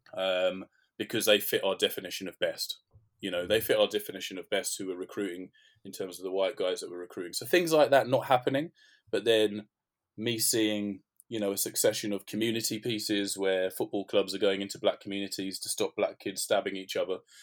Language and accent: English; London, United Kingdom; I'm from North London, so grew up in and around kind of the Tottenham area